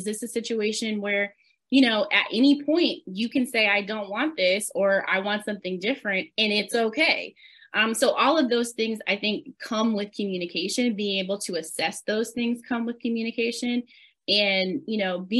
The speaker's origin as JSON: {"language": "English", "region": "the South", "country": "United States", "tie": "born or raised there", "said": "as children growing up in the South, we spend a lot of time at church."}